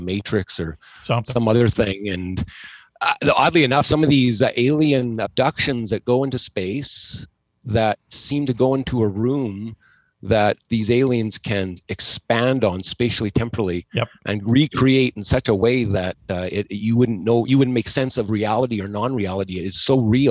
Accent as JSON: {"language": "English", "town": "Edmonton", "region": "Alberta", "country": "Canada", "also_born_or_lived": "Nebraska", "said": "I'm from Edmonton, Alberta, Canada"}